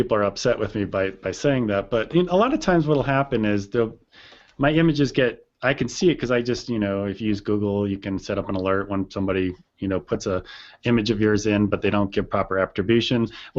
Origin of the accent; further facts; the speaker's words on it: East Coast, United States; I grew up on the East Coast. I know who Crazy Eddie is.